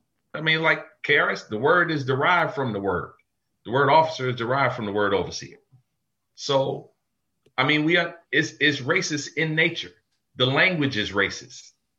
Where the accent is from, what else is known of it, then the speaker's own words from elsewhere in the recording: United States; I was born here. My parents, my grandparents were all fucking born here.